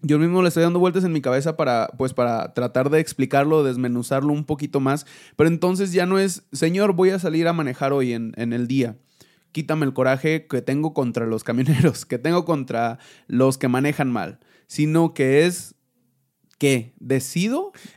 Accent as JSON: {"language": "Spanish", "country": "Mexico", "said": "Cuando estamos en México, somos mexicanos"}